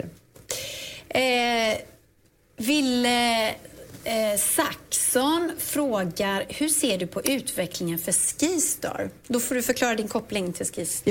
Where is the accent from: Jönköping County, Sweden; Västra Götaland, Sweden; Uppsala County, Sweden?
Västra Götaland, Sweden; Dalstorp; litet ställe utanför Ulricehamn som heter Dalstorp